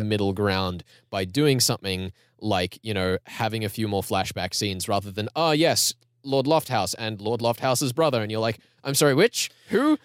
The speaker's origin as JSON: {"language": "English", "country": "Australia", "said": "respectable Australian citizens"}